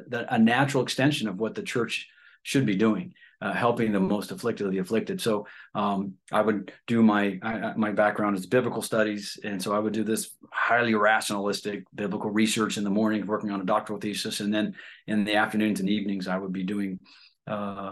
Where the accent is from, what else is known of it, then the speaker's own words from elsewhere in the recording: Ohio, United States; moved away; I'm originally from Ohio